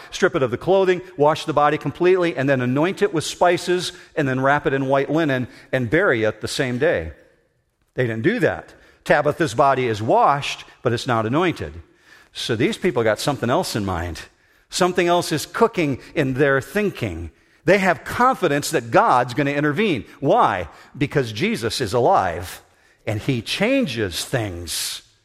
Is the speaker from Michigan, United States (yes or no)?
yes; Whitehall, Michigan, United States; moved away as an adult; I grew up in Whitehall, Michigan, just north of Muskegon